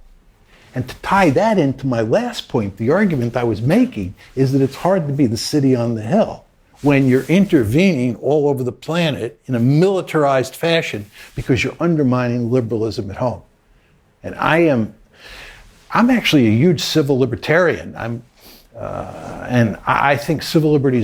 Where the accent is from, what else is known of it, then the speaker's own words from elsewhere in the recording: United States; I was born in the United States